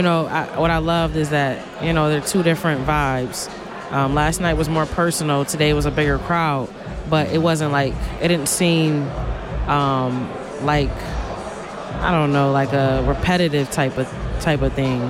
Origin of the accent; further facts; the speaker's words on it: Buffalo, New York, United States; I'm from Buffalo, New York